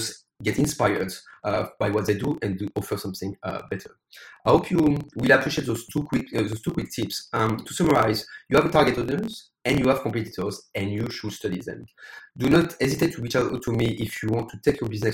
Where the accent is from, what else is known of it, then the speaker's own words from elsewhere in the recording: France; English is a second language; also born or lived in United States / United Kingdom / Ireland / Spain; now in Taiwan; As you probably can hear my accent, I'm originally from France, but I used to live in the US, the UK, Ireland, Spain, Australia, and now live in Taiwan.